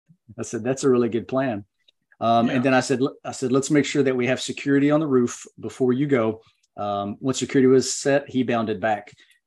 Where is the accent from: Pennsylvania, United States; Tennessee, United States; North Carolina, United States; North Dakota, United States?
North Carolina, United States; also born or lived in Okinawa; But a little about me, I grew up in Western North Carolina.